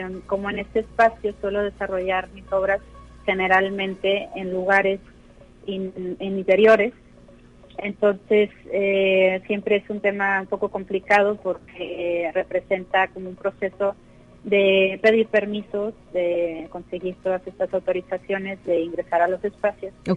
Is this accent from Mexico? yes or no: yes; Mexico; also born or lived in Berlin, Germany / Barcelona, Spain / Madrid, Spain; nací en Berlín y a los nueve años precisamente llegué a México